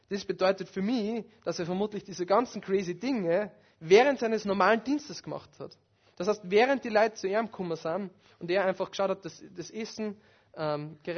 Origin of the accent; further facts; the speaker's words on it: Upper Austria, Austria; von einem Tontechniker in meiner alten Heimatgemeinde in Oberösterreich.